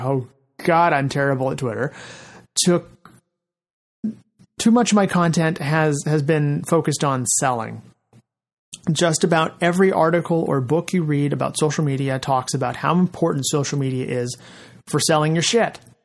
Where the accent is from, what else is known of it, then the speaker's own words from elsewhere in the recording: Fresno, California, United States; my hometown of Fresno